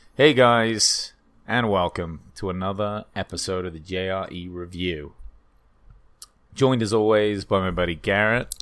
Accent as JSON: {"language": "English", "country": "United Kingdom", "moved": "yes", "said": "I'm a British person"}